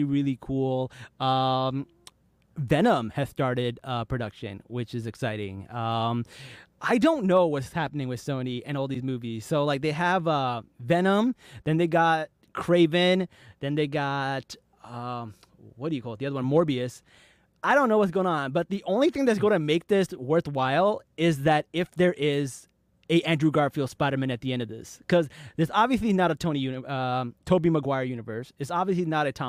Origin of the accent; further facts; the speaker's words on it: Pakistan; As a Pakistani